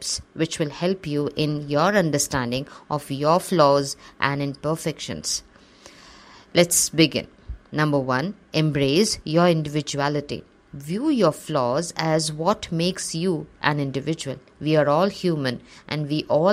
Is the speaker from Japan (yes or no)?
no; Assam, India; also born or lived in Kerala; As I grew up in Assam, my friends, who were all localites, looked very different from me. I was a dark-skinned Malayali girl.